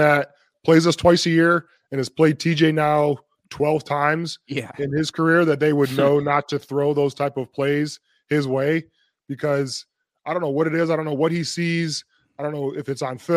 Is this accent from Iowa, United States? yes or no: no; Toledo, Ohio, United States; moved away; my hometown back in Toledo, Ohio